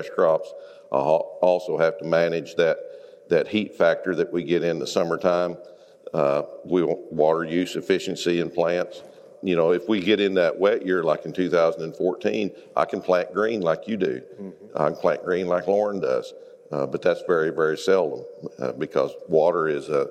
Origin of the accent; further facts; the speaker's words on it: northwest Oklahoma, United States; from northwest Oklahoma. I live about 40 miles below the panhandle of Oklahoma